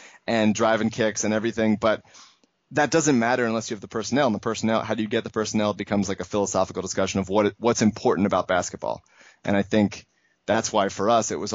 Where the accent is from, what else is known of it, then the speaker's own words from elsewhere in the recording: Philadelphia, Pennsylvania, United States; I'm from Philadelphia